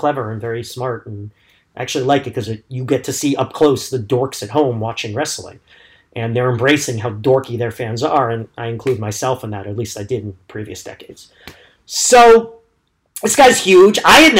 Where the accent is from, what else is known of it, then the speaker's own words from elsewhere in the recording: United States; I am ashamed as an American.